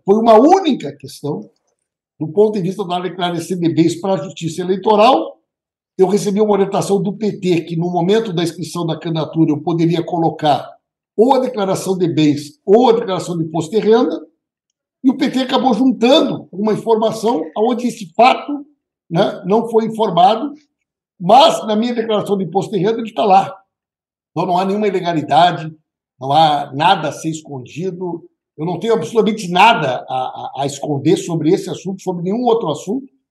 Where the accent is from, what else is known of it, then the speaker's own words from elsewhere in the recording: Santa Maria, Rio Grande do Sul, Brazil; Eu sou de Santa Maria, uma cidade marcada pela tragédia da Boate